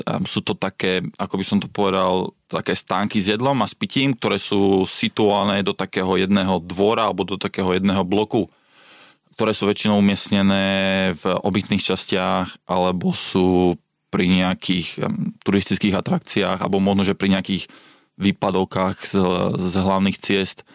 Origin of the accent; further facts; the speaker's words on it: Slovakia; also born or lived in London, United Kingdom; now in Singapore; ja, ktorý pochádzam zo, zo Slovenska alebo zo Strednej Európy